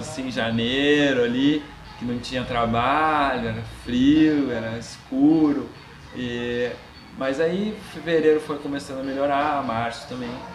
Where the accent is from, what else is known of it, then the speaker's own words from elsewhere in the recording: Caxias do Sul, Rio Grande do Sul, Brazil; moved away as an adult; also born or lived in Florianópolis / London; now in Curitiba, Brazil; eu sou nascido em Caxias do Sul, na Serra Gaúcha